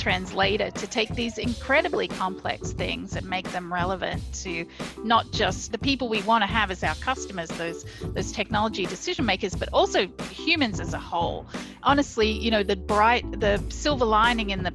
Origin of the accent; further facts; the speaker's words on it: Hunter Valley, New South Wales, Australia; moved away as an adult; also born or lived in Minneapolis, United States; now in United States; I'm actually from Australia. I grew up in an area called the Hunter Valley, which is around 2 hours north of Sydney in New South Wales